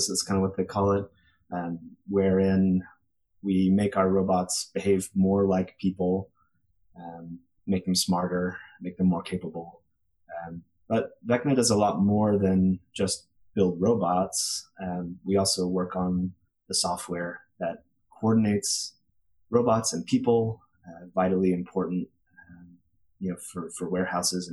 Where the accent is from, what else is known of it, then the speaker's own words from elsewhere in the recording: Austin, Texas, United States; moved away as an adult; also born or lived in California; now in Boston, United States; I grew up in Austin, Texas, and definitely missing the food from back home. Now I'm up in Boston.